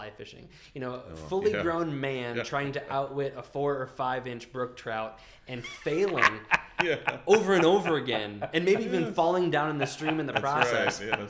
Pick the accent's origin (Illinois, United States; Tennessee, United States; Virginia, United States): Virginia, United States; Northern; also born or lived in Massachusetts; now in Virginia, United States; we're going to be moving from Virginia to Massachusetts. I grew up in the Virginia area, Northern Virginia